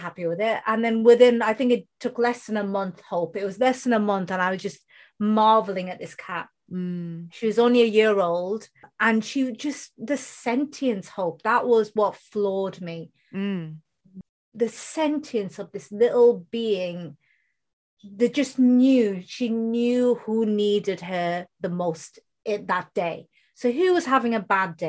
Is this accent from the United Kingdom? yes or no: yes; United Kingdom; first language Bengali; English is a second language; I was born in the UK, you can tell from my accent, I don't have an Indian accent